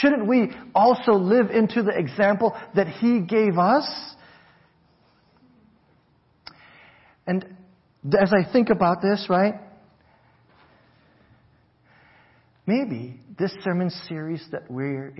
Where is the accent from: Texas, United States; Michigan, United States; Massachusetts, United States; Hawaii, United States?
Hawaii, United States; growing up in Hawaii